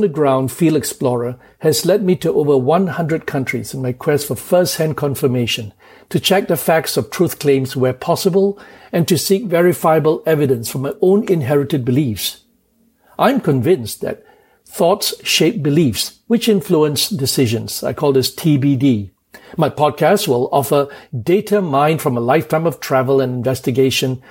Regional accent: Kuala Lumpur, Malaysia; moved away as an adult; also born or lived in England / United States; now in New York City, United States; I was born in Kuala Lumpur, Malaysia, and went to England to read law

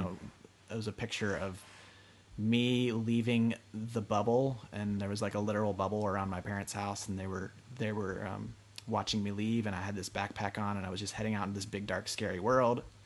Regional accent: Pennsylvania, United States; also born or lived in Northern California; now in Pasadena, United States; was actually able to settle for the first time since leaving Pennsylvania

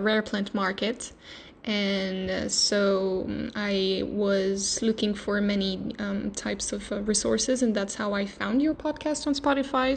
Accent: France; I'm from France.

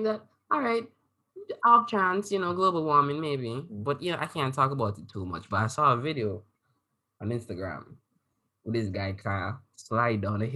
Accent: Antigua & Barbuda; now in Canada; I come from Antigua

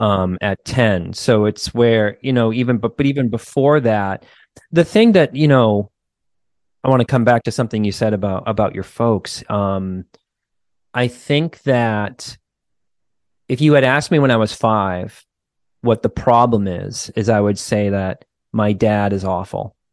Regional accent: United States; just being an American kid

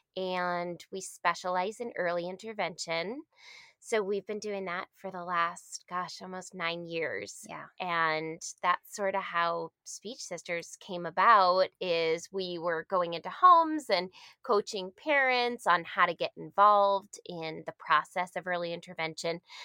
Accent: Massachusetts, United States; moved away as an adult; now in California, United States; we're originally from Massachusetts. Um, I had moved out to uh, California when I was 22

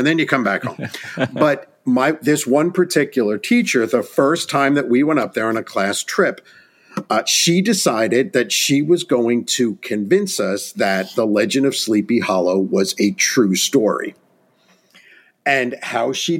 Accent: Orange County, Hudson Valley, New York, United States; I was born and raised in Orange County, New York, in the Hudson Valley

